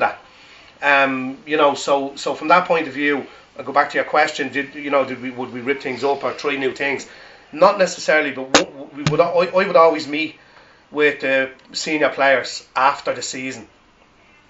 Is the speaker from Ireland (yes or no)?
yes; Ireland; I'm from Jonestown